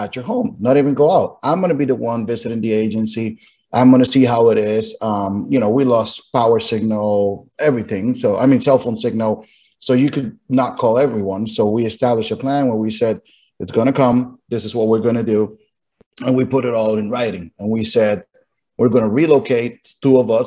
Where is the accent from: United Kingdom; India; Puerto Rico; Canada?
Puerto Rico; San Juan; moved away as an adult; now in St. Augustine, United States; I'm originally from San Juan, Puerto Rico, born and raised